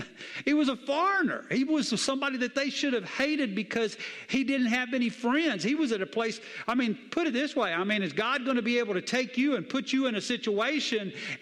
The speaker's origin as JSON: {"language": "English", "region": "the South", "country": "United States", "tie": "born or raised there", "said": "Look, I grew up in the South. I'm telling you, I know what it is."}